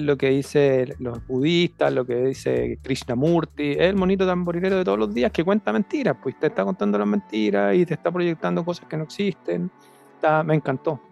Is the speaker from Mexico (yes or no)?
no; Chile; como buen chileno